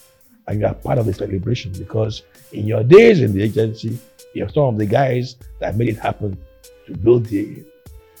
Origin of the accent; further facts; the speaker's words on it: Calabar, Cross River, Nigeria; also born or lived in Akwa Ibom; Julia and I grew up in Calabar